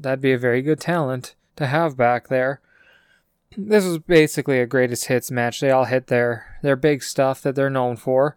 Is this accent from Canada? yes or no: yes; Canada; I'm Canadian